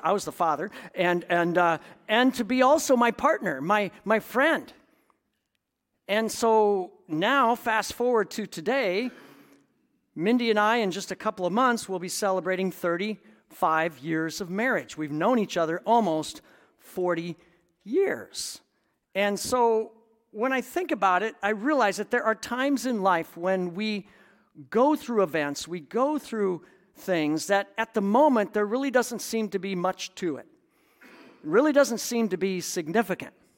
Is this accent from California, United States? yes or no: no; Iowa, United States; moved away; my hometown in Iowa